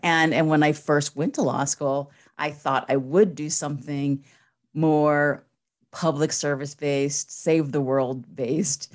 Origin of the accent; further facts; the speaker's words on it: Northern Virginia, United States; moved away as an adult; also born or lived in San Francisco / Los Angeles; I'm from Virginia. I grew up in Northern Virginia